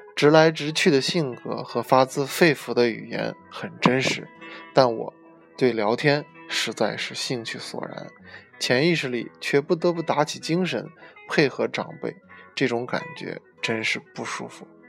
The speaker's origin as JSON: {"language": "Chinese", "country": "China", "said": "身为中国人，骨子里多少有些儒家的中庸思想"}